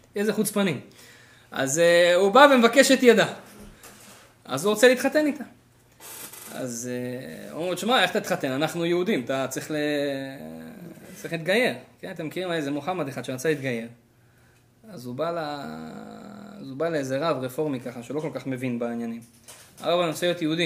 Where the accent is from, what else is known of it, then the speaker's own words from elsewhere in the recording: Israel; moved away as an adult; now in Canada; אני בתור ישראלי ספונטני כזה באתי לפה